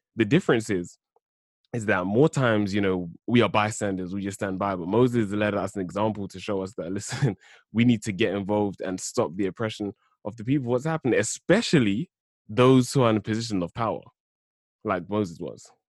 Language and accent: English; London, United Kingdom; born and raised in South London